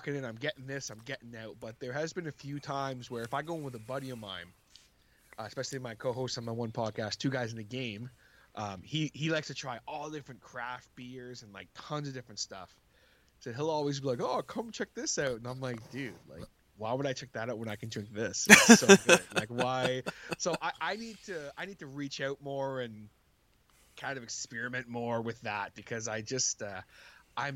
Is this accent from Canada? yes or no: yes; Canada; I am Canadian